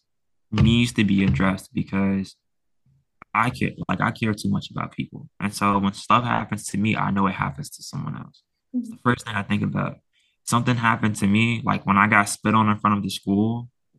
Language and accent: English; Chicago, Illinois, United States; also born or lived in Portland, Maine; I'm from Chicago.